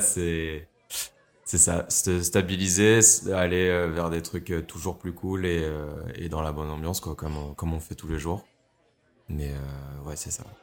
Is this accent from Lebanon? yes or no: no; France; also born or lived in Germany; now in Brussels, Belgium; je suis français